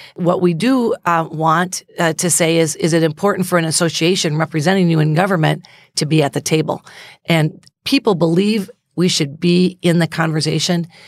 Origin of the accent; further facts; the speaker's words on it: United States; I'm so proud to be an American.